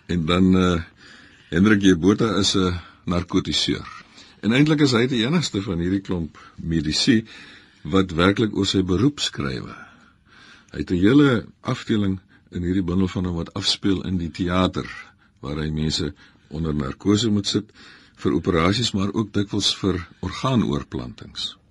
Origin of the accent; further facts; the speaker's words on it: Namibia; Ek kom uit Namibië